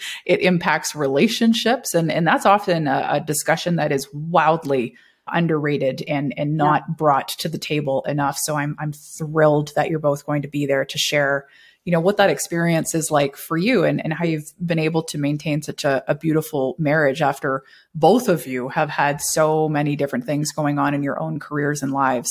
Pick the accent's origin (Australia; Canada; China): Canada; required to renew my passport as a Canadian citizen